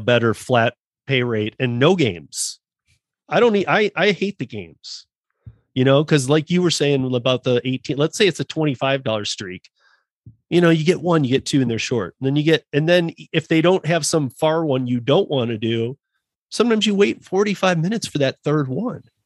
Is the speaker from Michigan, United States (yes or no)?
yes; Michigan, United States; now in Denver, United States; I'm from Michigan, born and raised, and you know, spent a lot of time in Detroit